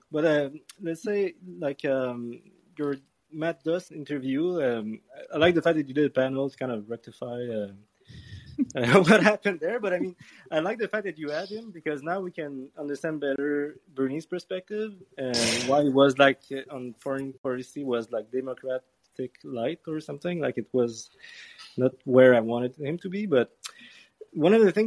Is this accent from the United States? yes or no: no; Canada; being Canadian